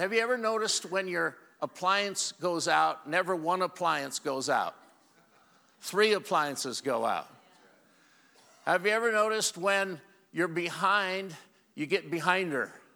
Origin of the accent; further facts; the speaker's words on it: Walla Walla, Washington, United States; I'm from Walla Walla, Washington